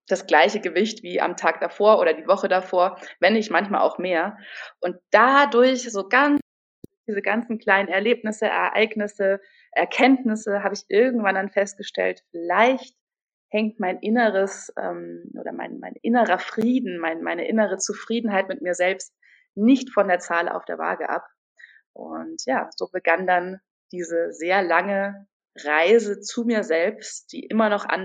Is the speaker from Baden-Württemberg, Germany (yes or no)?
no; Munich, Bavaria, Germany; now in Berlin, Germany; Ich komme ursprünglich aus München, bin jetzt inzwischen Wahlberlinerin und äh, auch Yogalehrerin, wohne aktuell im Prenzlauer Berg